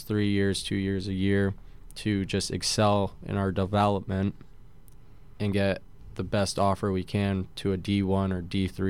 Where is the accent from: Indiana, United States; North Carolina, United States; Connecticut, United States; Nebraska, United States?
Connecticut, United States; I first started out at Wesleyan University, where I actually took my first steps skating, and then skated at Cromwell for a while, and then finally played at Elite Hockey Academy right in Northford, Connecticut.